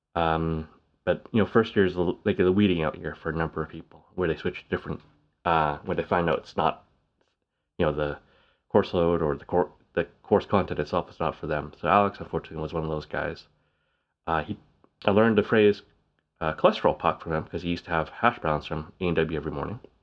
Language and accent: English; Canada; Canada's bilingual, we speak English and French